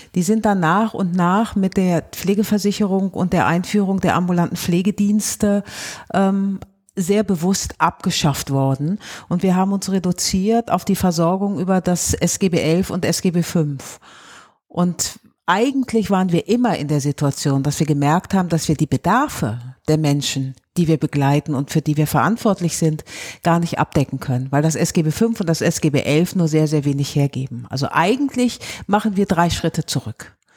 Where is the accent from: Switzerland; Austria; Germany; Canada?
Germany; Rhineland; bei uns im Rheinland